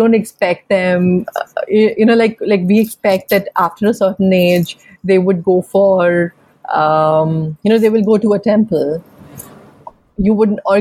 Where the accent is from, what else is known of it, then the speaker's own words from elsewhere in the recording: Jammu, Jammu and Kashmir, India; moved away; coming from a chota city, I'm from Jammu